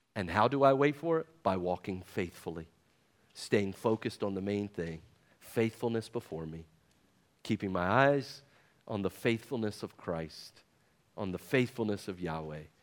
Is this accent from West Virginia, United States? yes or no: yes; West Virginia, United States; I'm from West Virginia